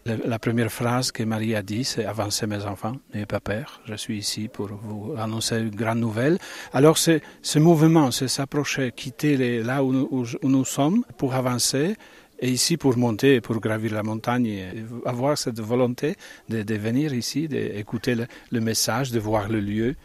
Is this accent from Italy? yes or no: yes; Bologna, Emilia-Romagna, Italy; moved away; je viens de Bologne